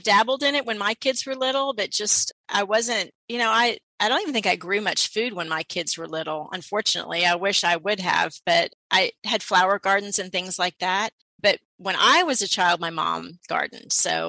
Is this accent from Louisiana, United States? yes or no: no; Houston, Texas, United States; also born or lived in St. Louis, Missouri; I was born in St. Louis. St. Louis, huh? Mm-hmm. Yeah. And then we moved here when I was 7. So pretty much grew up in Inwood Forest area.